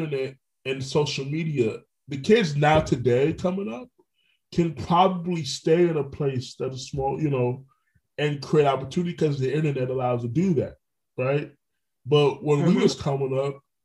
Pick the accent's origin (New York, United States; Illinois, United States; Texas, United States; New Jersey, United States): New York, United States; now in Orlando, United States; I was born in New York